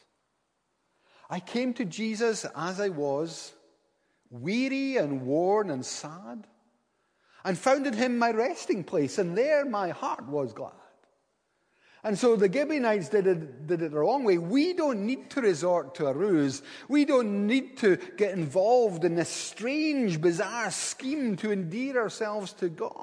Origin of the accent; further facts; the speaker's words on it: Paisley, Scotland, United Kingdom; moved away; also born or lived in Inverness; I come from Paisley. We don't have many concierges where I come from.